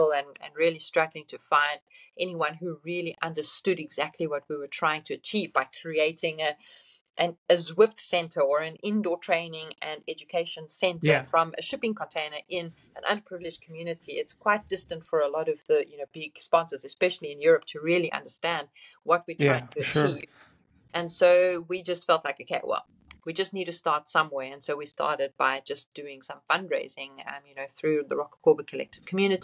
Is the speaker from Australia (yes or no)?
no; South Africa; coming from South Africa, being South African